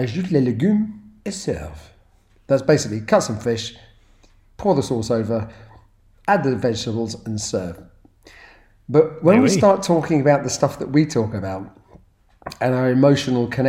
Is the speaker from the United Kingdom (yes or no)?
yes; United Kingdom; I'm proud to be British